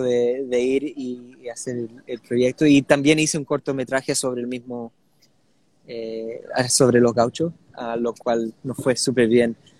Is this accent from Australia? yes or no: yes; Sydney, New South Wales, Australia; nací en Australia, pero mis, mis dos padres eh, son chilenos